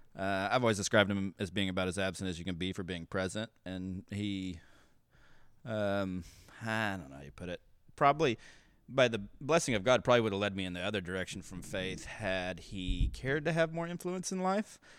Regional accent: Kansas City, United States; moved away as an adult; also born or lived in Pittsburg, Kansas / Denton, Texas; I really grew up between Texas and Kansas. Uh, I was born in Pittsburgh, Kansas, lived there till I was three, and then moved to Dennis in Texas. And then we moved back to the suburbs of Kansas City when I was ten

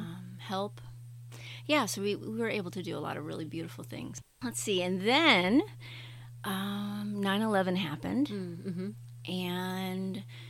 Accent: Chicago and Indianapolis, Midwest, United States; moved away as an adult; also born or lived in Canada / San Diego / New York City; now in Maine, United States; I am a Midwest gal. I grew up in Chicago and Indianapolis, and did some schooling up in Canada and Indiana

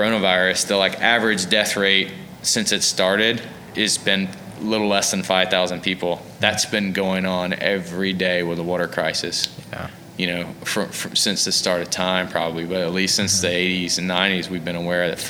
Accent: Alabama, United States; You know, because I'm a guy from Alabama.

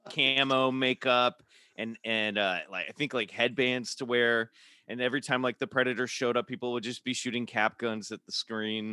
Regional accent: Kansas City, United States; now in Los Angeles, United States; I'm from Kansas City

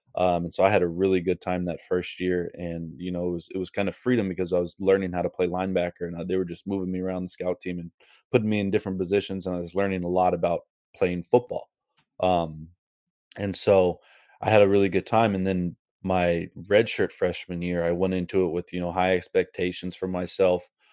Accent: Seattle, Washington, United States; moved away as an adult; also born or lived in Bellevue, Washington / Hawaii / Montana; I grew up in Seattle, so I grew up in, you know, kinda fall weather

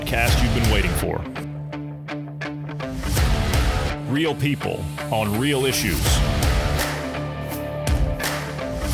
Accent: United States; It's called being an American, and we have a streak of defiance in us

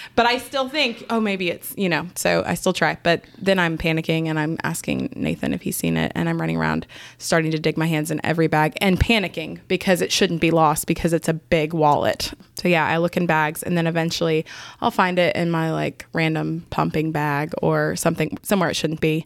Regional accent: Canton, Georgia, United States; moved away as an adult; now in Augusta, United States; I grew up in Canton, Georgia

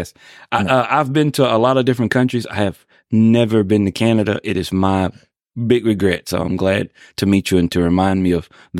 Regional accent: Texas, United States; I'm a Texan who does not know how to hunt

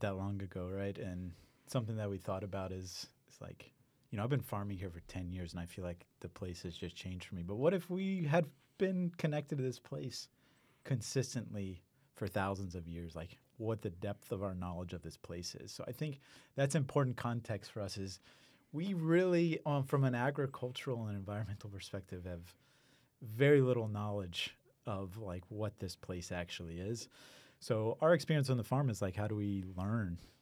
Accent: Houston, Texas, United States; also born or lived in Iowa / Maine; I grew up in Houston

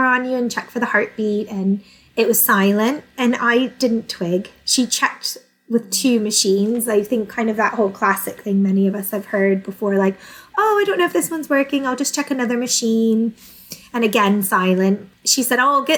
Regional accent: United States; moved away as an adult; now in England; I'm originally from the States, although my mum is English

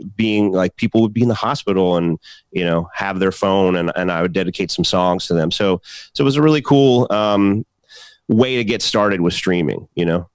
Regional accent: Philadelphia, Pennsylvania, United States; the state of Pennsylvania, which my home state

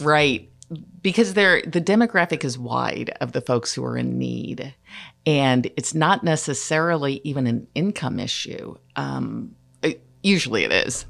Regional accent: Platte County, Missouri, United States; I was raised in Platte County

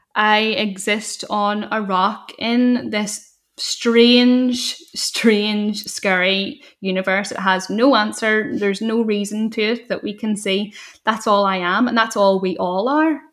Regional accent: Northern Ireland, United Kingdom; growing up in Northern Ireland and feeling stifled

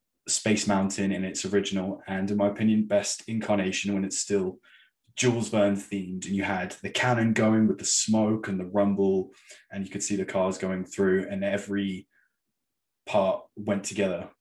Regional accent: Torquay, South West England, United Kingdom; there was a place in my hometown, Torquay, called the Fun Factory

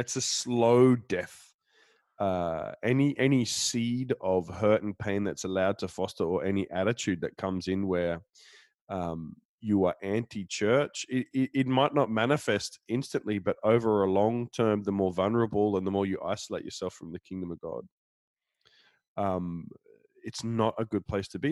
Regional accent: Denmark; I'm from Denmark

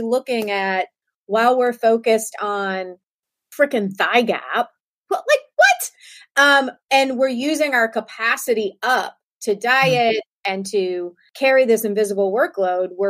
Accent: Savannah, Georgia, United States; growing up in Savannah, Georgia

